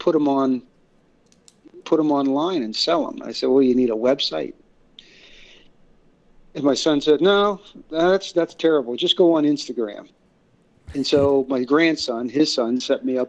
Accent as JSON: {"language": "English", "region": "Northeast Ohio", "country": "United States", "tie": "born or raised there", "said": "I grew up in right where I live in Northeast Ohio, about midway between Cleveland and Pittsburgh"}